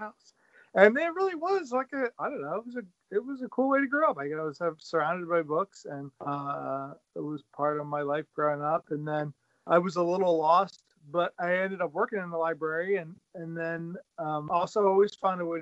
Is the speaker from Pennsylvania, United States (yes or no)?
yes; Pennsylvania, United States; also born or lived in Bethlehem, Pennsylvania; I am from Pennsylvania. I live in Bethlehem, PA, out the eastern part of the state near Jersey, north of Philadelphia.